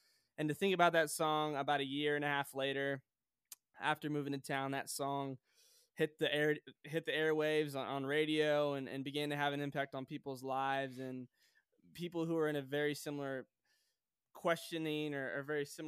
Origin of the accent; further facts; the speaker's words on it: Sioux Falls, South Dakota, United States; also born or lived in Joplin, Missouri; now in Nashville, United States; I was born in Joplin, Missouri, and okay. I moved to Sioux Falls, South Dakota when I was 9 years old.